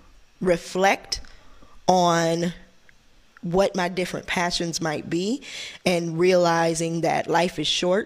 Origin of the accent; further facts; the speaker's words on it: San Francisco, California, United States; I went to a little school called French American International School